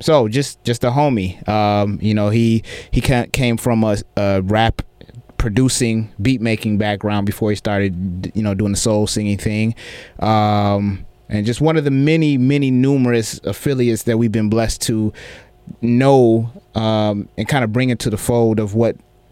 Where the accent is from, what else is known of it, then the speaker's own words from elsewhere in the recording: Atlanta, Georgia, United States; But, you know, I'm originally from Atlanta.